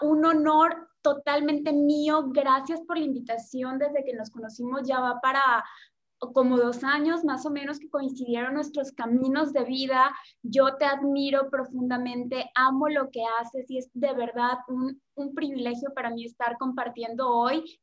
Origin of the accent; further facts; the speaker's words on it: Yucatán, Mexico; soy mexicana del sur, que es Yucatán